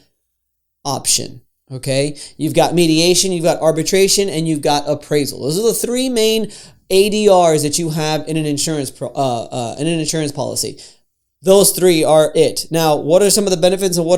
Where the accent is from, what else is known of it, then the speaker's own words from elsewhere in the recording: Florida, United States; I'm from Florida